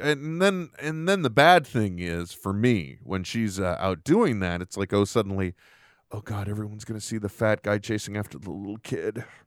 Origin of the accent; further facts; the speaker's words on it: United States; an American citizen